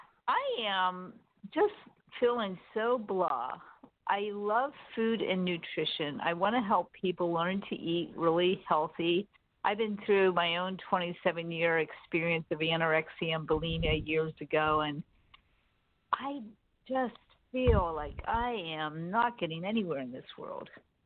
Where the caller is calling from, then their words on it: San Diego, California, United States; Hi, Jimmy. This is … in San Diego.